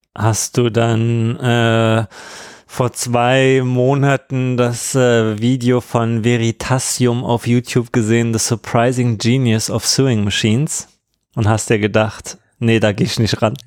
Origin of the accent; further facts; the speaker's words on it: Berlin, Germany; wir sind ja auch äh, aus Ostberlin